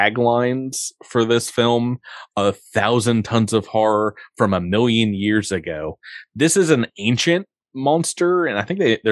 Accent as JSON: {"language": "English", "region": "New York", "country": "United States", "tie": "born or raised there", "said": "where I grew up in New York"}